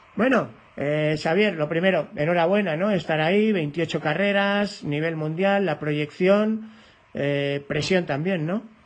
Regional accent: Spain; como español

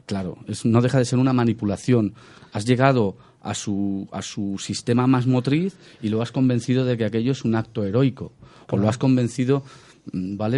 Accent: Badalona / Massanet, Catalonia, Spain; va a pasar en mi tierra

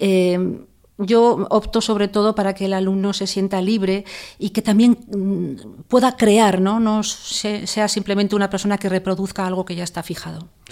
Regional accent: Zaragoza, Aragon, Spain; moved away; also born or lived in Salamanca / El Escorial; mi ciudad natal y donde vive mi familia es Zaragoza

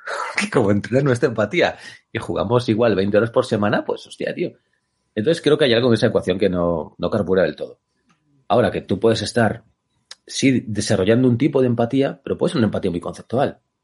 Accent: Galicia, Spain; soy gallego

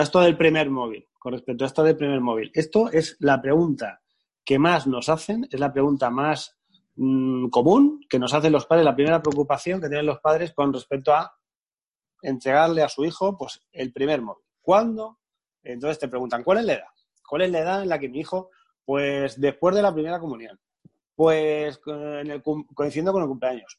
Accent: Albatana, Castilla-La Mancha, Spain; now in Alicante, Spain; yo soy un pueblecito de Albacete, pequeño, que se llama Albatana

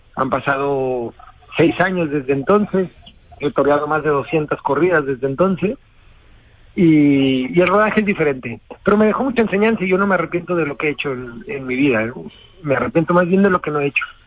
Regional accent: Mexico; Yo como toro mexicano

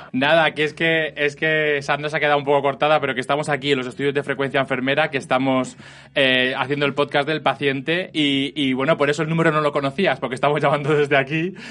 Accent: Elche, Valencian Community, Spain; moved away; yo soy de Elche

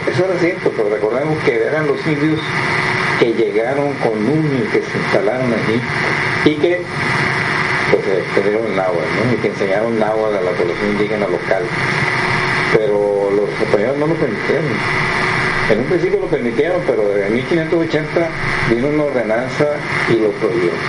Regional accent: Sinaloa, Mexico; lo que hoy somos los sinaloenses

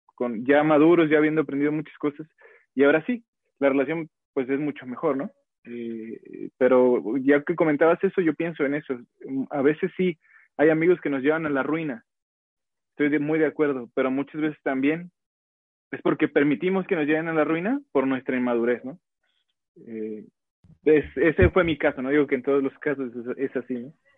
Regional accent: Guadalajara, Jalisco, Mexico; soy de Guadalajara

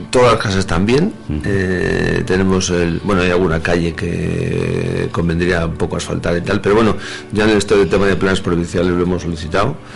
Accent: Pozo Alcón, Andalusia, Spain; now in Madrid, Spain; Eh, yo que, como he dicho antes, vengo de Madrid. Bueno, mi pueblo es Pozo de Alcón... vamos a, decir, pero eh, evidentemente ya es prácticamente Madrid.

